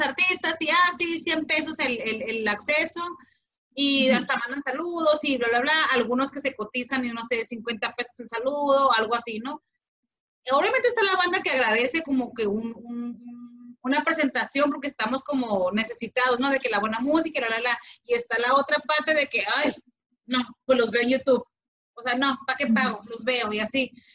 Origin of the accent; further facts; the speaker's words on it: Mexico; como mexicano